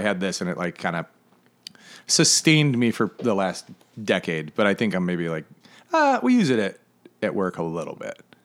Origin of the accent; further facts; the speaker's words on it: Flint, Michigan, United States; now in Charleston, United States; I grew up in Northern Michigan.